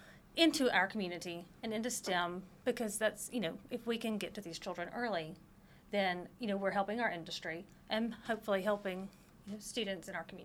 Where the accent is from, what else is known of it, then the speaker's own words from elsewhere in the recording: North Mississippi, United States; She's from Texas, and I am from North Mississippi.